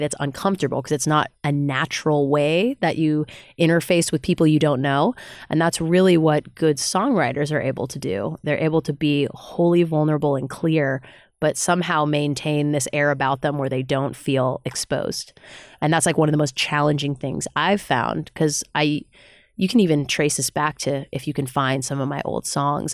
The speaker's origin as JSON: {"language": "English", "area": "Bay Area", "region": "California", "country": "United States", "moved": "yes", "lives_now": "Los Angeles, United States", "said": "I'm from the Bay Area of California originally"}